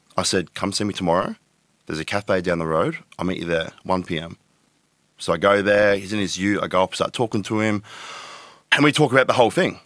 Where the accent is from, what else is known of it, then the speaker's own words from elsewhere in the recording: Tweed Heads, New South Wales, Australia; moved away as an adult; now in Gold Coast, Australia; I grew up in Tweedheads. I was there from the age of, what, ten to twenty, say.